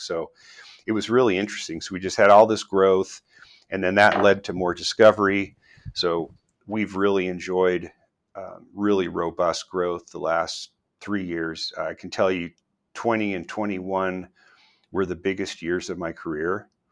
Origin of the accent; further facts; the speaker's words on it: northeast New Mexico, United States; also born or lived in San Diego, California; now in Boise, United States; I grew up in a small town in northeast New Mexico